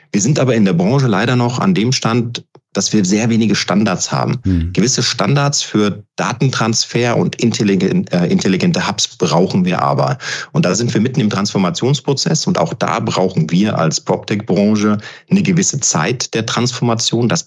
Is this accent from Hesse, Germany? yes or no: yes; Frankfurt, Hesse, Germany; Ich meine, ich bin gebürtiger Frankfurter. Für mich ist das ein absolutes äh, Herzensprojekt